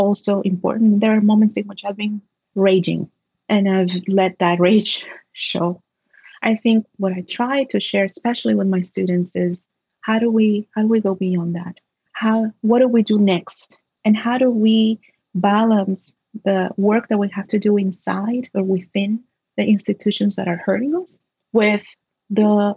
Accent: Trenton, New Jersey, United States; I'm from Trenton, New Jersey, a city that, like many cities in the U.S., has been forgotten by the states

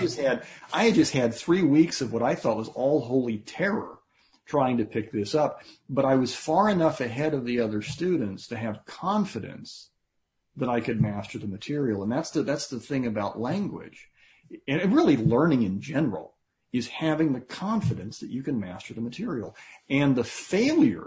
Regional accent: United States; I'm an American

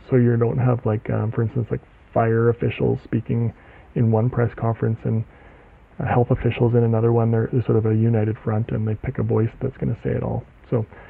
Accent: Canada; I'm from Canada

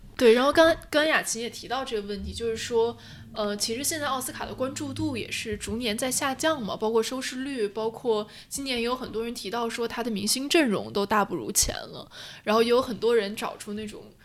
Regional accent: northern China, China; moved away as an adult; 我作为一个从小在北方长大的小孩儿，方言能力为零

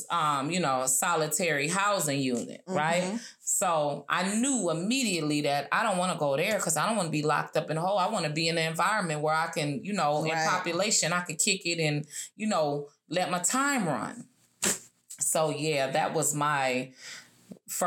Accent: Minnesota, United States; moved away as an adult; also born or lived in Texas / Oklahoma; I was from Minnesota, but I'm way down in Texas.

